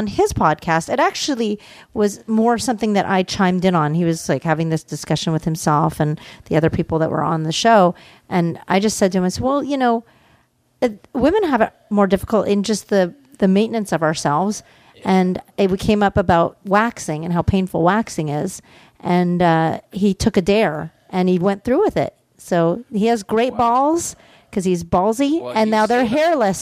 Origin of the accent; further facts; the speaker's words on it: Canada; I'm Canadian